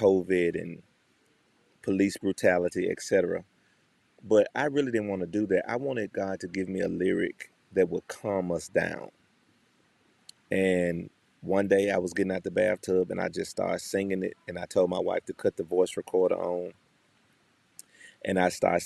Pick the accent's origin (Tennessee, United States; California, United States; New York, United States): Tennessee, United States; Memphis; from Memphis, Tennessee, born and bred